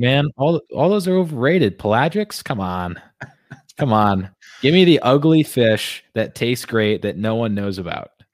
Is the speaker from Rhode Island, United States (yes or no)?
yes; Rhode Island, United States; also born or lived in Laguna Beach, California / Florida / Hawaii; I grew up here in Rhode Island.